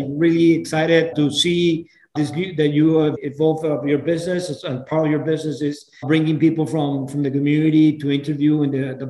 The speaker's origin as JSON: {"language": "English", "country": "Venezuela", "moved": "as an adult", "lives_now": "United States", "said": "I'm originally from Venezuela."}